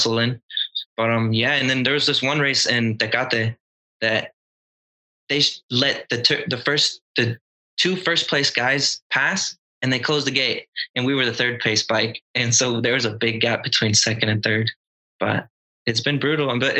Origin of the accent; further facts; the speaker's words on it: Acton, California, United States; I'm from Acton, California